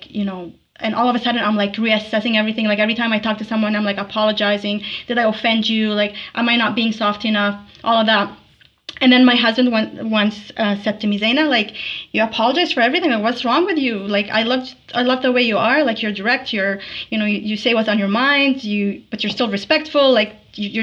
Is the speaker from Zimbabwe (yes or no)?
no; Tripoli, North Governorate, Lebanon; now in Alberta, Canada; Tripoli, Lebanon